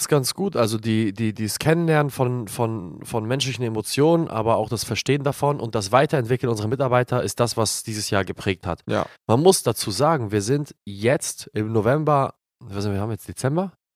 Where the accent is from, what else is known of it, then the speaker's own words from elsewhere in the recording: Glinde, Schleswig-Holstein, Germany; meiner Heimatstadt Glinde